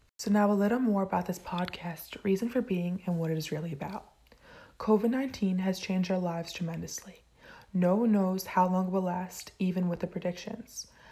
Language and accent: English; Point Pleasant, New Jersey, United States; I am from Point Pleasant, New Jersey.